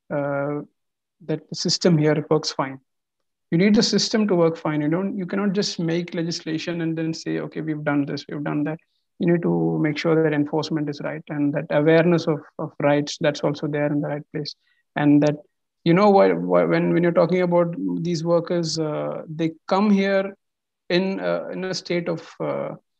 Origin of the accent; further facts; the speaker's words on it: India; now in Qatar; as an Indian living here